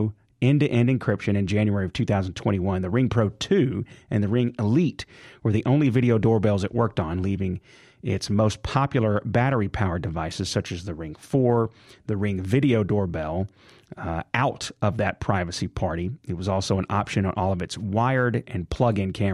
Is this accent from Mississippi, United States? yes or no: yes; Jackson, Mississippi, United States; city of Jackson. That's where I'm from. So that's my hometown